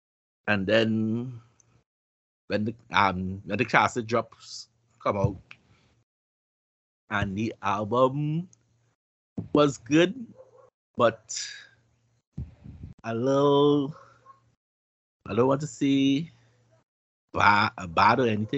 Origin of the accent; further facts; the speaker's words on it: Virginia, United States; I'm from Virginia, but ain't shit to do but cook.